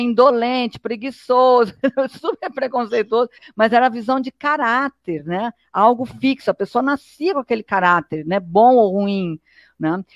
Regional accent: Brazil; eu sou brasileira

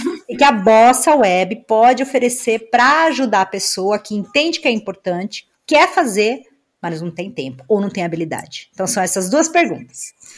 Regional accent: Brazil; moved away; lá na minha cidade no Brasil

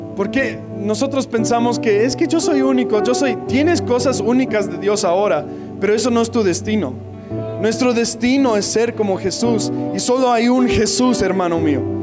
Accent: United States; Spanish is a second language; moved away; soy gringo

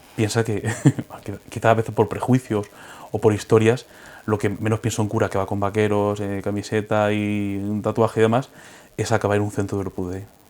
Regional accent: Villena, Valencian Community, Spain; also born or lived in Orihuela; Soy de Villena, de un pueblo de la provincia de Alicante.

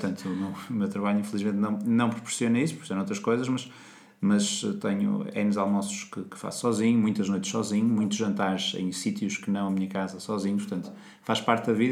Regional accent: Portugal; nós portugueses

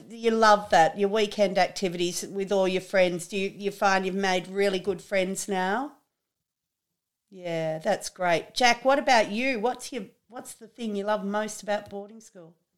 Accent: Trangie, New South Wales, Australia; I'm from Trangie

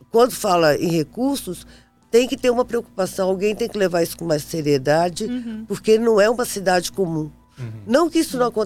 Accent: Brasília, Federal District, Brazil; also born or lived in Rio de Janeiro; eu vim do Rio, me criei aqui

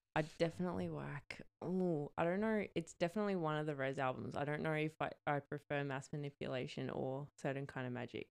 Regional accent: New South Wales, Australia; now in Queensland, Australia; I'm from New South Wales

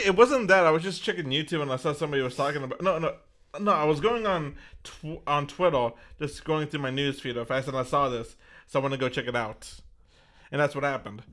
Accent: Texas, United States; we're from Texas

